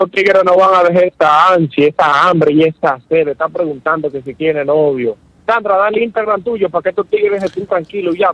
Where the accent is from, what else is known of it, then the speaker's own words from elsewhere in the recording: Venezuela; Usted que me conoce que somos de Venezuela ambos.